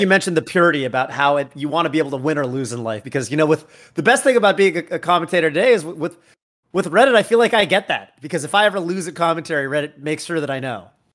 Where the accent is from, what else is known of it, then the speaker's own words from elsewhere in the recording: Northern California, United States; I'm from NorCal